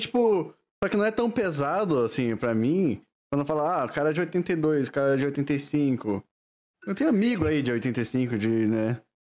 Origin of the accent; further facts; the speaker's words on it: Valinhos, São Paulo, Brazil; Eu sou de Valinhos